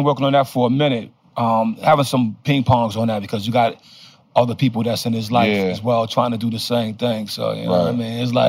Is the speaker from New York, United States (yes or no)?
yes; Brownsville, New York, United States; And yeah, but I'm from Brownsville. Never ran, never will, yo.